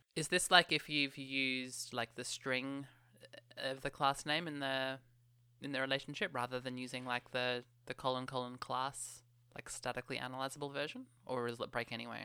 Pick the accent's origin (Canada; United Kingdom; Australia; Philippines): Australia; I never actually say g'day in real life. In Australia